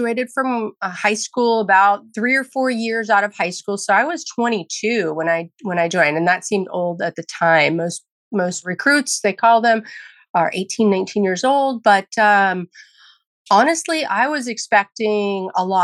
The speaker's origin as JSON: {"language": "English", "area": "near San Francisco", "region": "California", "country": "United States", "tie": "born or raised there", "said": "I grew up near San Francisco, California, where there was a large Marine presence"}